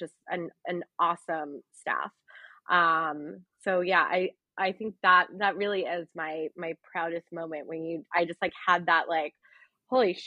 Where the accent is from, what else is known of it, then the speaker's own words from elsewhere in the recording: outside Philadelphia, Pennsylvania, United States; moved away as an adult; also born or lived in Brooklyn, New York; now in New York City, United States; I was born outside Philadelphia, like an hour and a half outside the city